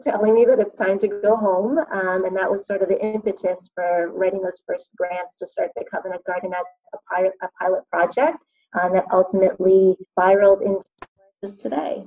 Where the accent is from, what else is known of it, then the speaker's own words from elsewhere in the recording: Toronto, Ontario, Canada; also born or lived in Connecticut; we're from Toronto